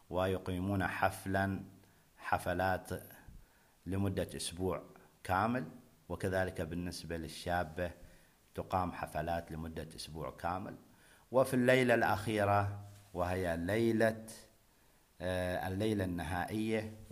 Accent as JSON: {"language": "Arabic", "country": "Oman", "said": "حفل الزواج عندنا في عمان"}